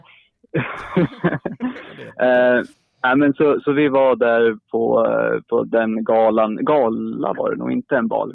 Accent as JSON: {"language": "Swedish", "town": "Sundsvall", "region": "Västernorrland County", "country": "Sweden", "tie": "born or raised there", "moved": "yes", "lives_now": "Uppsala, Sweden", "said": "sist jag var uppe i min hemstad, jag bor i Uppsala just nu, men jag är från Sundsvall"}